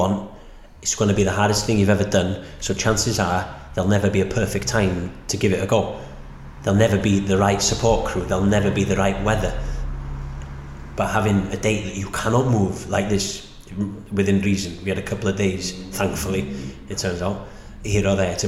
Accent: Snowdonia, Wales, United Kingdom; Growing up in Snowdonia

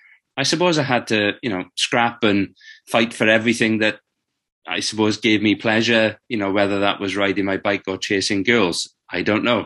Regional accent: South Wales, United Kingdom; I was growing up in South Wales

